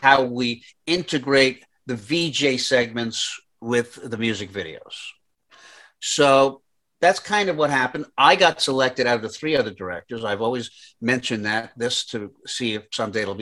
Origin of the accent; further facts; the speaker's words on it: New York, United States; moved away as an adult; now in Los Angeles, United States; I'm from New York. I went to NYU Film School. I moved out to Los Angeles to pursue television.